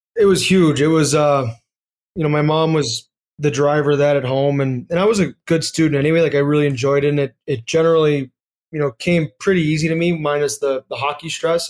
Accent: United States; as an American kid

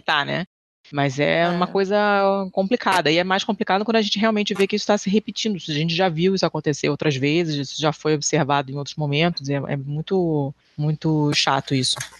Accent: Rio de Janeiro, Brazil; eu sou do Rio e, e, cresci na Lagoa

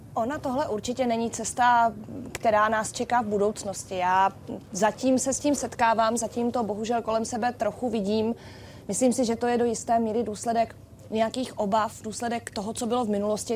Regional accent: Czechia; nás jako Čechy

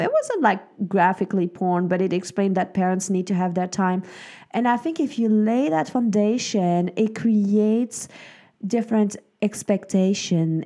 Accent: Switzerland; moved away; I grew up in Switzerland.

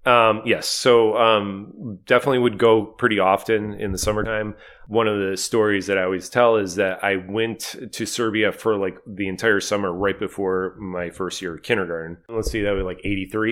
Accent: Cleveland, Ohio, United States; we all grew up in Cleveland

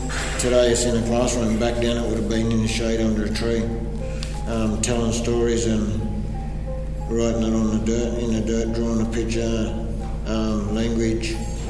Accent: Dubbo, New South Wales, Australia; I'm a black man. I'm an Aboriginal person. I come from Wadjuri tribe, which is out the Dubbo area.

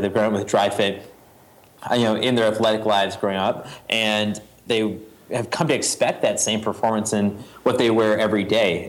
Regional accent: New England, United States; a Boy Scout growing up in New England

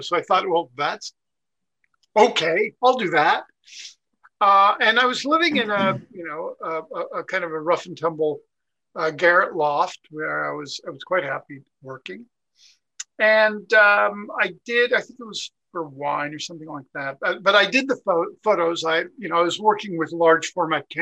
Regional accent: Montreal, Quebec, Canada; moved away; also born or lived in Toronto / United States; I was born in Montreal

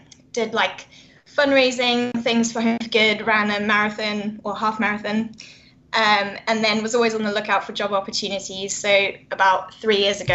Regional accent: South Africa; moved away as an adult; now in United Kingdom; I am originally from South Africa

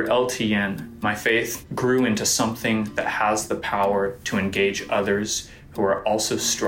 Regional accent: Johnson City, Tennessee, United States; I'm from Johnson City, Tennessee.

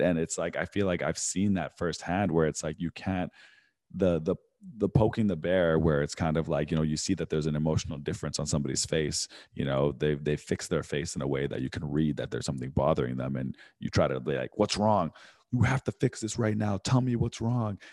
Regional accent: Vancouver, British Columbia, Canada; I grew up in Vancouver

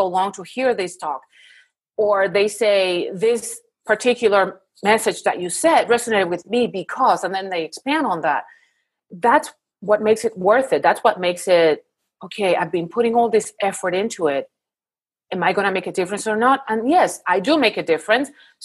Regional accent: Puerto Rico; moved away as an adult; now in Houston, United States; I'm originally from Puerto Rico, but I live now in Houston for the past 18 years.

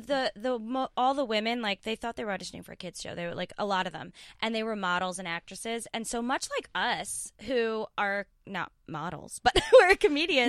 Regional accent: New York, United States; I grew up in New York

